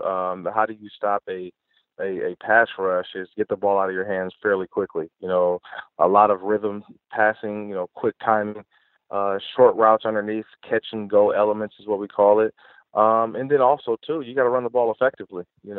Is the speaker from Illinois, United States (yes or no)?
no; Oakland, California, United States; also born or lived in San Diego; born and raised in Oakland.